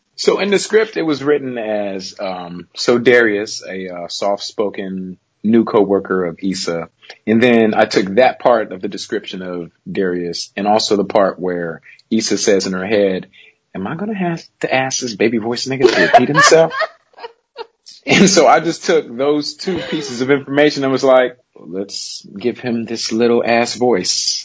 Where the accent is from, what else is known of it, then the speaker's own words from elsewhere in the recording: Los Angeles, California, United States; Born and raised in South Central L.A., and I still live here today